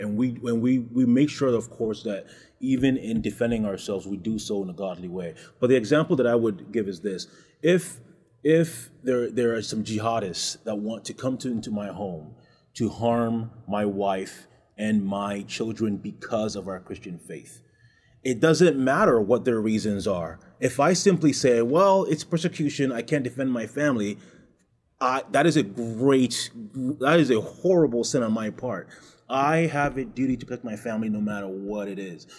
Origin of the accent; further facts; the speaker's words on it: Ghana; moved away; also born or lived in Canada / United States; I'm from West Africa